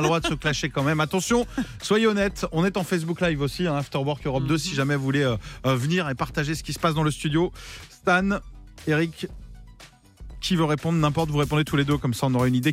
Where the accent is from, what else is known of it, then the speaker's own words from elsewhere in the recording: Vendée, Pays de la Loire, France; je suis de Vendée